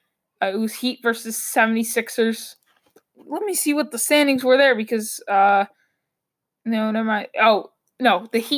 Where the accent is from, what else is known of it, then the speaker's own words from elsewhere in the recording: Boston, Massachusetts, United States; I'm from Boston